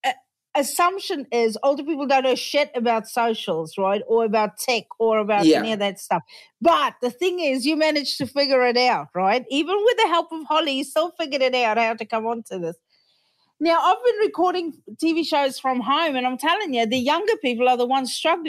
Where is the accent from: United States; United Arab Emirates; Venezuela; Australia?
Australia; I'm from small town Australia.